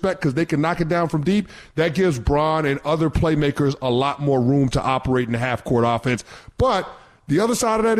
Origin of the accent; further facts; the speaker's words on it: New York City, New York, United States; I grew up in the Bronx